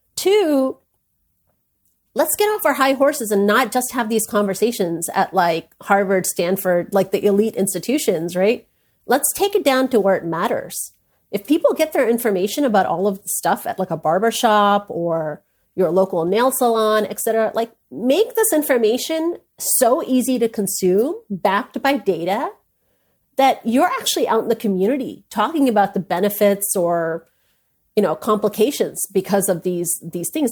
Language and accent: English; India; I'm an Indian woman. I was born into an Indian family